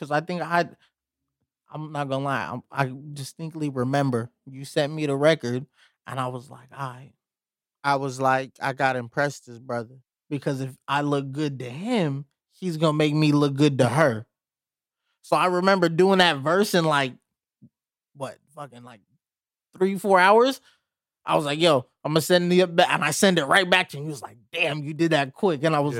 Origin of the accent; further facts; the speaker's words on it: Pomona, California, United States; I'm from Pomona, I know.